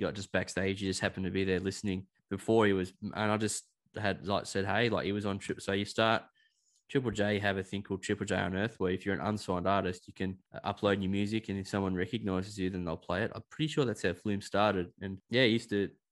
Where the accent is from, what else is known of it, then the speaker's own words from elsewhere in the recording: Sydney, New South Wales, Australia; I was from Sydney